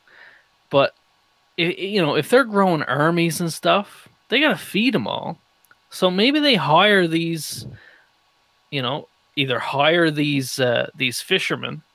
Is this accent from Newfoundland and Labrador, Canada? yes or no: yes; Newfoundland and Labrador, Canada; I'm from Newfoundland